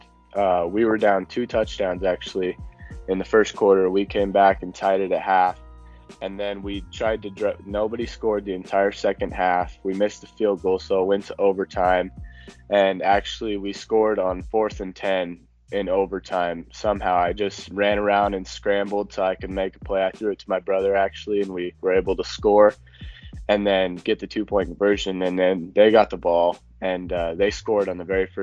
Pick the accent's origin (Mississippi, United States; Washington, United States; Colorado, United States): Colorado, United States; Holyoke; I'm from Holyoke, Colorado.